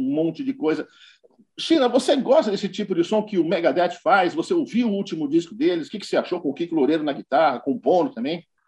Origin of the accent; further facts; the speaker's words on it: São Paulo, Brazil; eu sou paulistano